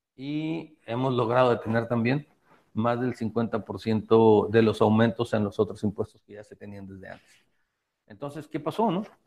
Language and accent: Spanish; Baja California Sur, Mexico; soy de Baja California